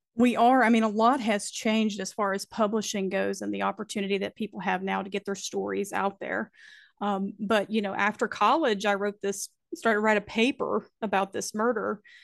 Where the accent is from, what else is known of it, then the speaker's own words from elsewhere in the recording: Alleghany County, North Carolina, United States; I am from Allegheny County, North Carolina. We're located in the Blue Ridge Mountains, and I've lived here all of my life.